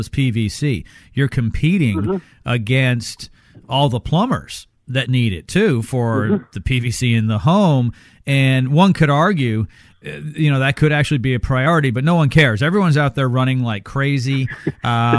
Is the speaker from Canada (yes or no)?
yes; Canada; now in Texas, United States; I grew up in Canada